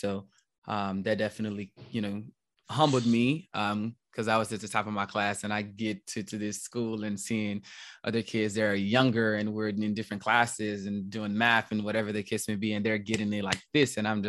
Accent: the South, United States; You know, being from the South and having parents and grandparents that, you know, you do as you're told, and that just how things go.

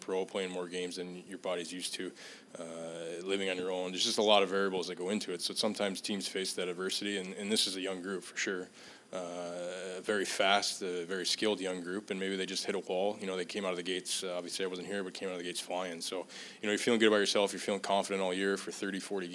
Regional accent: Michigan, United States; moved away; growing up in Michigan

